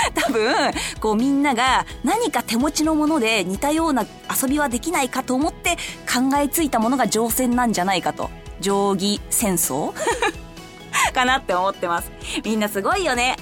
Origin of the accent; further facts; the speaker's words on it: Saitama, Japan; 私も結構ね、埼玉県のちょっと田舎の方出身なんで、小さい頃はザリガニ釣りとかがすごく流行って